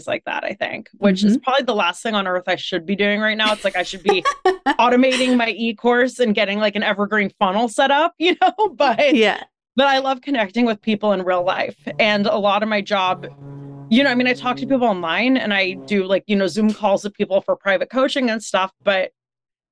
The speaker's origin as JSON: {"language": "English", "region": "California", "country": "United States", "also_born_or_lived": "New York", "moved": "as an adult", "said": "I moved back from New York to California in 2019 to help take care of my parents. So that's why I'm like, you know, back home in California instead of living in New York"}